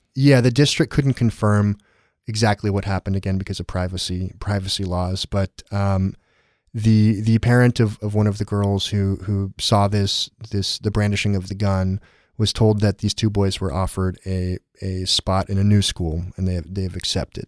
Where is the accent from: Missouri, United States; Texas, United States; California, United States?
California, United States; San Diego; I grew up in San Diego.